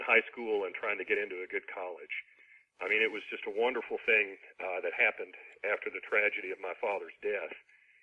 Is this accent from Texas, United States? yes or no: no; Ashland, Kentucky, United States; now in Huntsville, United States; my hometown of Ashland, Kentucky, which is on the Ohio River